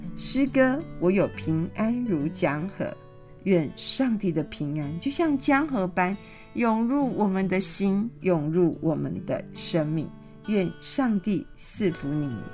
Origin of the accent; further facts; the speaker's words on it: Taiwan; 我们台湾人